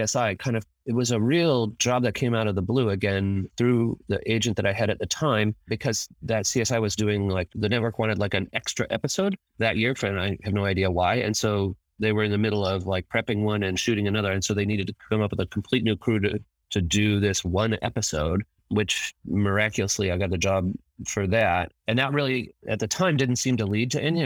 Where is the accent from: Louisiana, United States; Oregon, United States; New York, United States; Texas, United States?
Oregon, United States; Eugene; I was growing up in Eugene, Oregon, and went to the U of O for a while